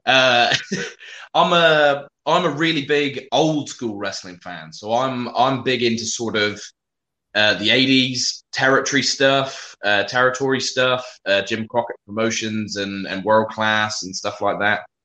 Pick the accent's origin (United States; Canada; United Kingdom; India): United Kingdom; also born or lived in South West England; I'm a British wrestler based in the southwest of England